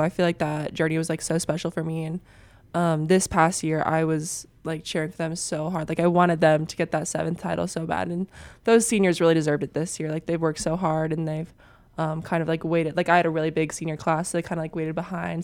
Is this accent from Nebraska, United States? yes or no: yes; Papillion, Nebraska, United States; I'm from Nebraska